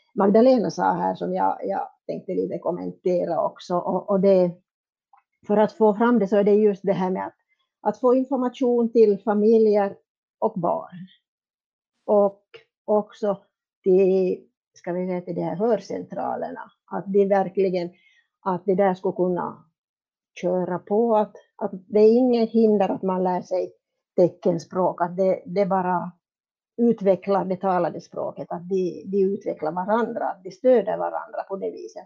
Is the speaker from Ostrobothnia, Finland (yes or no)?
yes; Pedersöre, Ostrobothnia, Finland; jag kommer från Pedersöre.